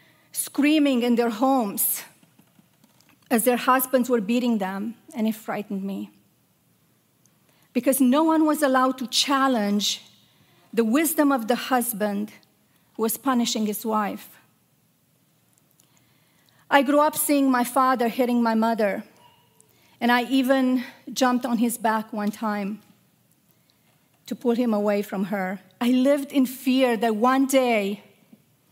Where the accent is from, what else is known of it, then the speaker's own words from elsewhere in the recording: Romania; moved away; I grew up in Romania, a country that was as beautiful as it was troubled.